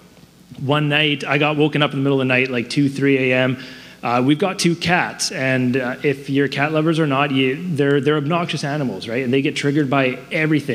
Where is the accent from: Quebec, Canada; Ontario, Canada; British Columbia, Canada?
British Columbia, Canada; Surrey; I grew up in Surrey. My wife and I, we grew up in Surrey